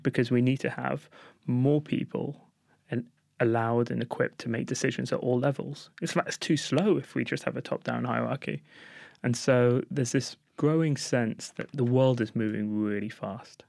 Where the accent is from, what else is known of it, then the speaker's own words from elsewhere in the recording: London, United Kingdom; Growing up in Golders Green